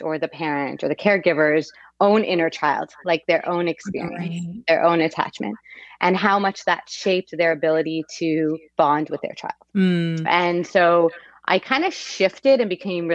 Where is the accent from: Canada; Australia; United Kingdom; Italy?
Canada; Quebec; I'm from Quebec, and in Quebec, you have a two-year post-high school pre-university.